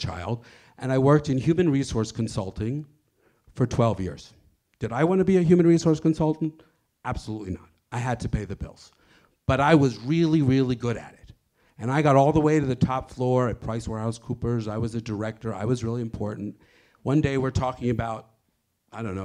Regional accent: Denver, Colorado, United States; moved away as an adult; also born or lived in New York; I'm this hick from Colorado

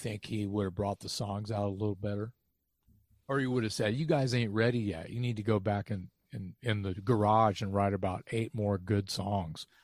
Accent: Texas, United States; I'm a kid from Texas, never been anywhere

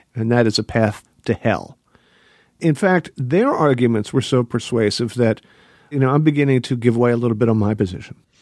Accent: Pennsylvania, United States; I am from Pennsylvania

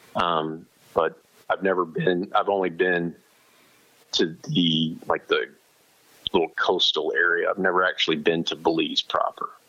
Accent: Houston, Texas, United States; growing up in Houston, um, which is where I grew up

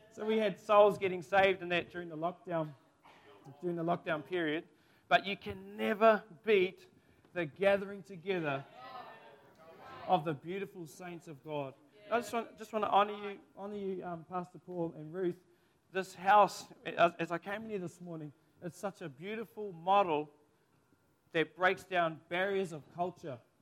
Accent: Kaiwaka, Northland, New Zealand; my hometown, Maungaturutu, Kaiwaka, Te Uria Ngāti Um

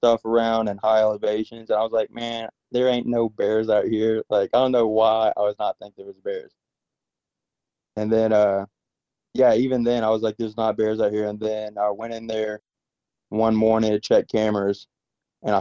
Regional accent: Alabama, United States; moved away; I'm from Alabama, so we are not used to bears

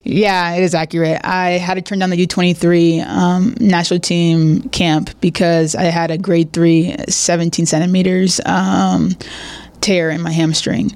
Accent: San Diego, California, United States; moved away as an adult; now in Monterrey, Mexico; I'm from San Diego

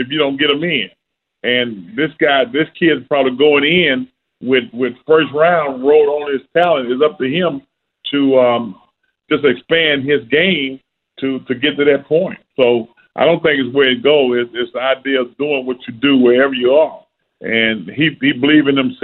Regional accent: the South, United States; growing up in the South

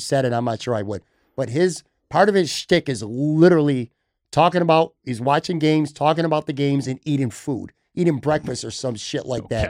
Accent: Buffalo, New York, United States; moved away; also born or lived in Florida; I love, love, love, love Buffalo. It's my hometown.

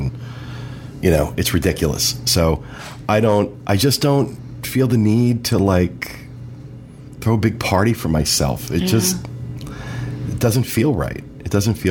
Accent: Weehawken, New Jersey, United States; We were both born at North Hudson Hospital in Weehawken

